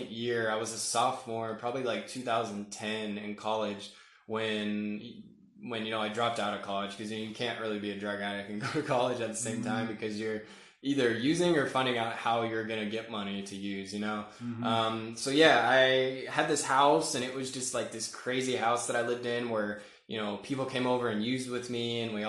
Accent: Murfreesboro, Tennessee, United States; also born or lived in Washington, D.C. / Northern Virginia; And then at 10, we moved to Murfreesboro, Tennessee, which is kind of like a suburb of Nashville. Went to, 5th through college there.

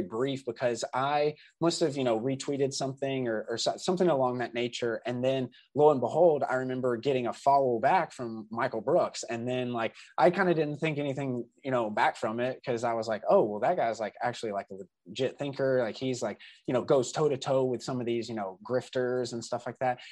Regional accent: Southeastern United States, United States; me growing up in the South is specific to growing up in the Southern United, or, uh, you know, Southeastern United States

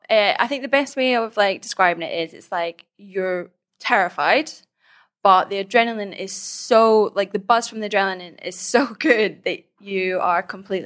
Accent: Scotland, United Kingdom; now in Thailand; Yep, I'm from Scotland and I currently live in Thailand, have done for like the last 3 years, on and off.

